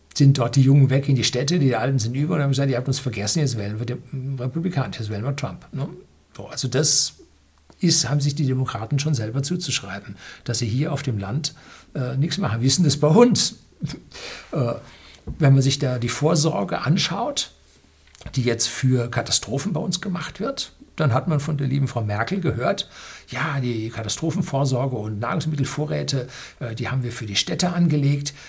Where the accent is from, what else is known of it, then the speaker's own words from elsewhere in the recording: Southern Germany, Germany; bei uns in Süddeutschland